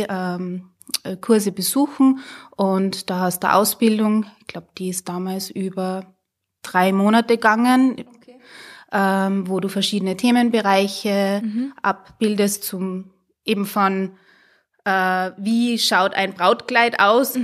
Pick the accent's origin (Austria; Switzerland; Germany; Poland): Austria; Hallein, Salzburg; bin eine Salzburgerin, eigentlich eine Harleinerin